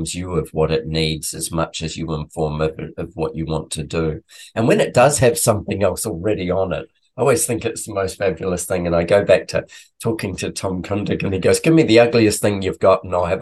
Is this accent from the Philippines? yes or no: no; New Zealand; moved away; I'm originally from New Zealand